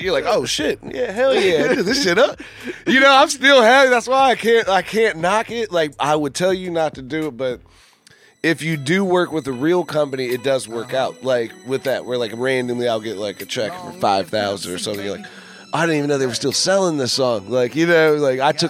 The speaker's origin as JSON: {"language": "English", "town": "Fredericksburg", "region": "Virginia", "country": "United States", "said": "I'm from Fredericksburg"}